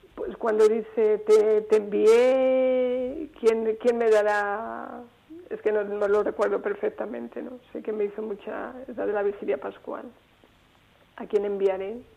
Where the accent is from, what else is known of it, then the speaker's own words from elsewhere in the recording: Salamanca, Castile and León, Spain; yo soy de Salamanca